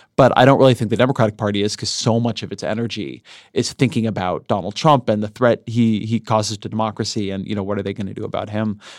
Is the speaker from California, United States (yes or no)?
yes; Southern California, United States; grew up in Southern California in, in the era when LA was really polluted